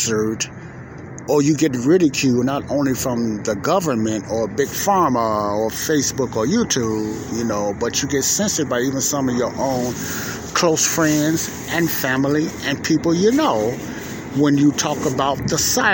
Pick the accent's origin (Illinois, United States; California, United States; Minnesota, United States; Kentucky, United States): Illinois, United States; Chicago; I'm here at the lakefront in my hometown of Chicago, Illinois